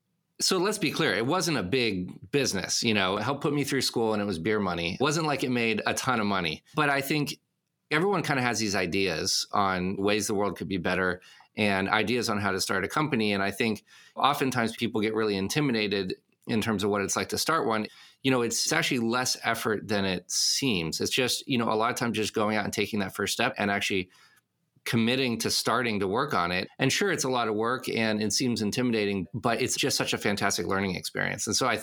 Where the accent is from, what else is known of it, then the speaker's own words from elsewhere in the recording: Casablanca, Casablanca-Settat, Morocco; moved away as an adult; also born or lived in Paris, France; now in United States; I was born in Paris. When I was 7 years old, our family moved to Casablanca, Morocco, and I lived there until I was 18.